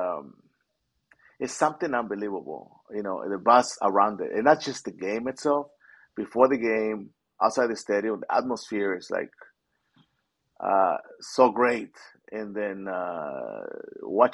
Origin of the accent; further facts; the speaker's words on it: Mexico City, Mexico; now in Southern California, United States; I came from Mexico City.